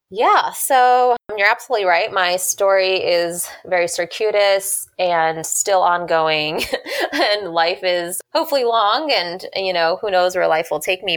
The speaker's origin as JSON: {"language": "English", "town": "Houston", "region": "Texas", "country": "United States", "tie": "born or raised there", "moved": "as an adult", "said": "growing up in Houston"}